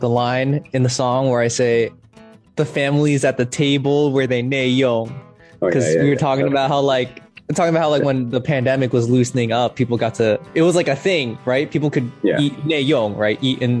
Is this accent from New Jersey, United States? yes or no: yes; New Jersey, United States; now in Taiwan; I grew up, born and raised in New Jersey.